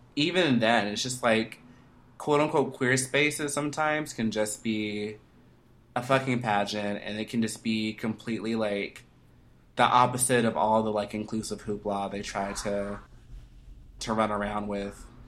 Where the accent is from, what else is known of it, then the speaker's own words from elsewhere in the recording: Atlanta, Georgia, United States; I'm from Atlanta